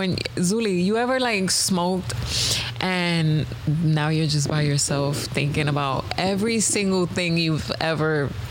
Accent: New York, United States; I'm from New York.

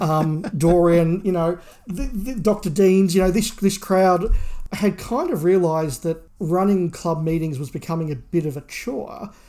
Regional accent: Australia; being Australian

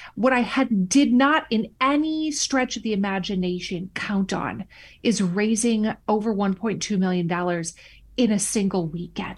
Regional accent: Minnesota, United States; moved away as an adult; I returned back to my home state of Minnesota

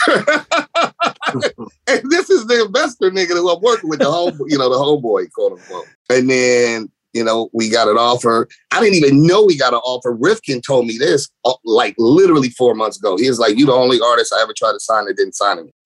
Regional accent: West Coast, United States; I'm a West Coast kid. I'm born and raised. I'm a native.

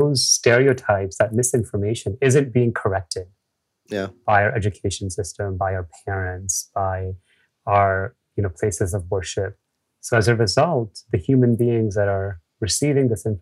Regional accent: New York City, New York, United States; I grew up again in the US

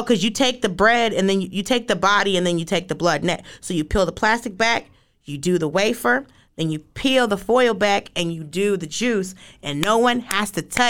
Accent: the South, United States; I'm from the South.

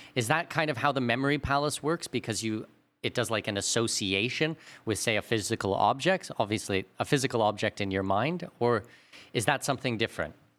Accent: Canada; we're both Canadian.

